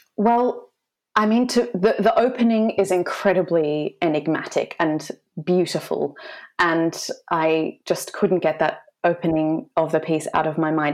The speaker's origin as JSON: {"language": "English", "country": "Australia", "moved": "as an adult", "lives_now": "London, United Kingdom", "said": "I'm an Australian mezzo soprano. I'm based in London. Uh, I've been here for about six years"}